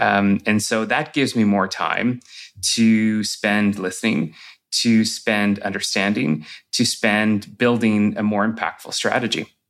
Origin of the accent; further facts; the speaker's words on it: Sudbury, Ontario, Canada; I grew up in Sudbury